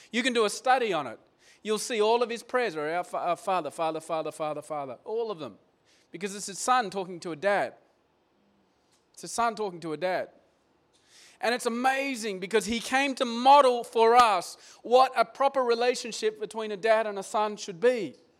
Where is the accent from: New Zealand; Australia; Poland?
Australia; moved away as an adult; moving here as, as an Aussie guy and my dad's still in Australia